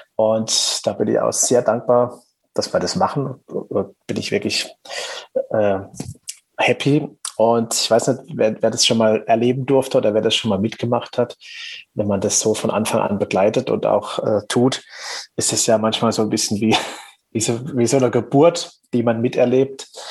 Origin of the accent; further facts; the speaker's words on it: Black Forest, Baden-Württemberg, Germany; accent: Black Forest dialect; meinen Schwarzwälder Dialekt, der ja ab und zu mal so ein bisschen durchkommt